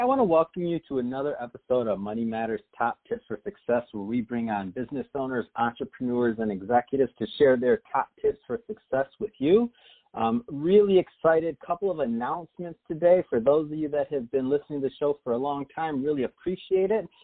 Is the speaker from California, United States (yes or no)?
no; Michigan, United States; now in Los Angeles, United States; I'm from Michigan originally